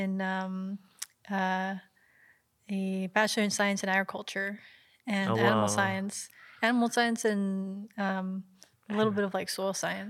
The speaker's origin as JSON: {"language": "English", "town": "Vancouver", "region": "British Columbia", "country": "Canada", "said": "I'm also from Vancouver"}